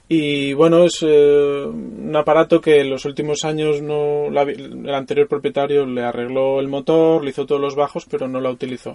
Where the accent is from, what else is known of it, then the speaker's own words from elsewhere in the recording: Mallorca, Balearic Islands, Spain; moved away as an adult; also born or lived in Barcelona; yo soy mallorquín